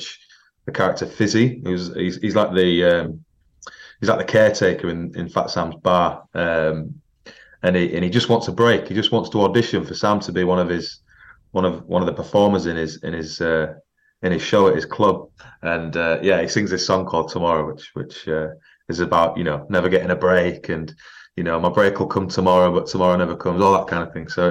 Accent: York, Yorkshire and the Humber, United Kingdom; moved away as an adult; also born or lived in London; I'm from York originally, spent all my childhood there

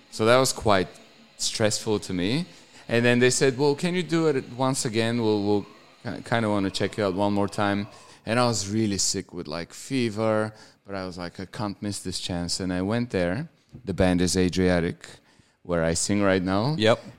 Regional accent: Bulgaria; moved away as an adult; now in Australia; my hometown is uh, the biggest on the on the Black Sea

